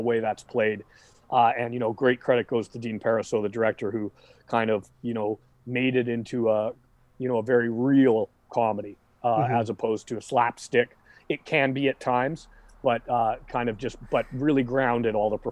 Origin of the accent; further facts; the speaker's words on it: Vancouver, British Columbia, Canada; here in my hometown of Vancouver